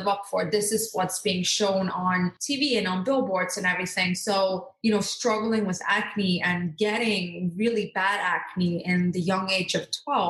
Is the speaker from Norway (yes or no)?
yes; Norway; born or raised there; moved away as an adult; also born or lived in Skiathos, Greece; now in United States